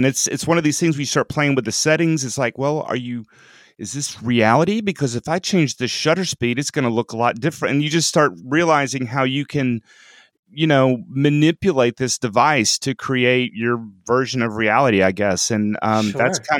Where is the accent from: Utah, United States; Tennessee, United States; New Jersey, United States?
Tennessee, United States; Franklin; So I'm from Franklin, Tennessee, which is sort of a suburb of Nashville. And I'm a dentist here in town.